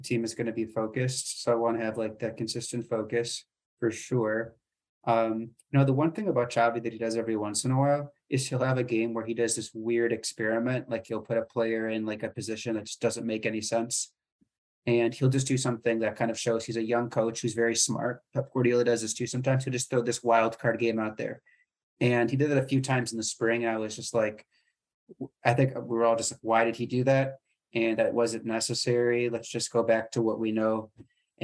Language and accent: English; United States; as an American